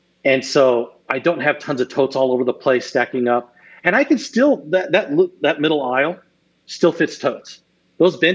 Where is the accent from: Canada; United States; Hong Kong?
United States; Arizona; growing up in Arizona